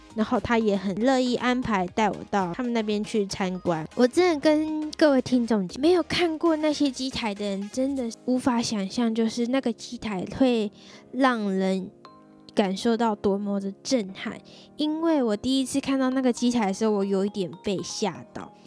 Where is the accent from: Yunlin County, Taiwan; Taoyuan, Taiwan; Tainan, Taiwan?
Tainan, Taiwan; 让他们安排到我的家乡，台南那边的办公室工作